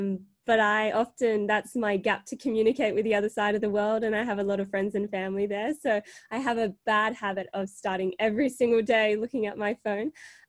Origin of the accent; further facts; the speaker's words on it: Sydney, New South Wales, Australia; also born or lived in Marseille, France; I was born in Marseille, France, so in the south of France. And then we moved to Sydney in 2000, or just a little bit before, as my parents were involved in the Sydney Olympics.